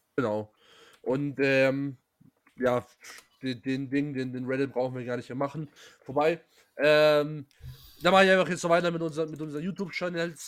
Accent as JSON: {"language": "German", "town": "Pforzheim", "region": "Baden-Württemberg", "country": "Germany", "said": "ich komme aus Pforzheim"}